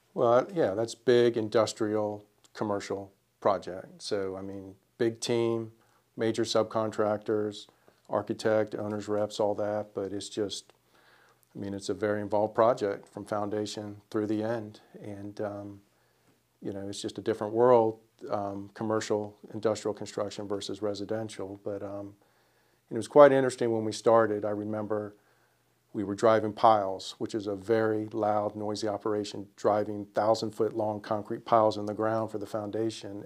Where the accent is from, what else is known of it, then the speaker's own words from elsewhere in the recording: Springfield, Virginia, United States; now in Winston-Salem, United States; I am from Springfield, Virginia